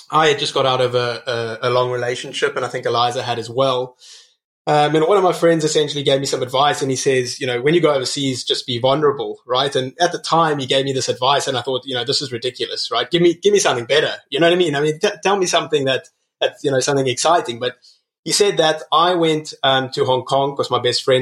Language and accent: English; Cape Town, Western Cape, South Africa; also born or lived in Botswana / Namibia; So I was raised in Botswana, I was raised in Namibia, as well as Cape Town.